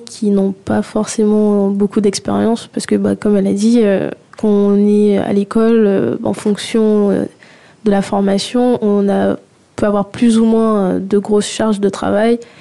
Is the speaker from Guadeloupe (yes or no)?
yes; Guadeloupe; now in France; j'ai grandi en Guadeloupe